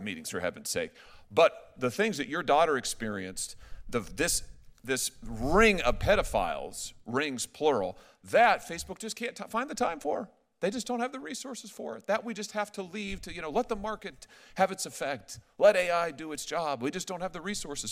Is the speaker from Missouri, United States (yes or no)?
yes; Missouri, United States; my home state, Missouri